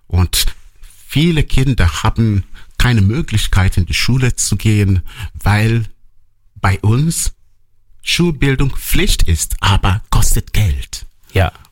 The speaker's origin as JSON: {"language": "German", "town": "Nanka", "region": "Anambra", "country": "Nigeria", "tie": "born there", "said": "Genau, ich komme gebürtig aus Nanka."}